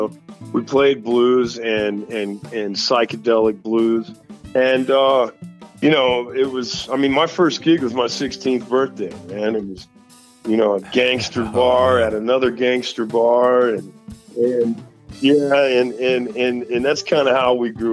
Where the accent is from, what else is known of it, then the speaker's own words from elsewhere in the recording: Houston, Texas, United States; moved away; also born or lived in Colorado / New York City; I'm from Houston. So, big city